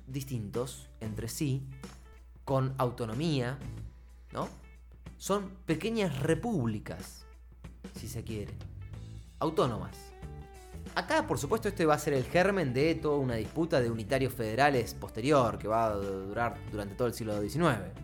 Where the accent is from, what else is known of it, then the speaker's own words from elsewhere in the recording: Argentina; siendo argentinos